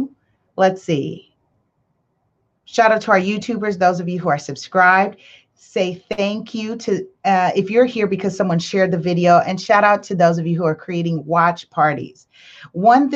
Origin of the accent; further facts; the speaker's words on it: Belize; I'm from Belize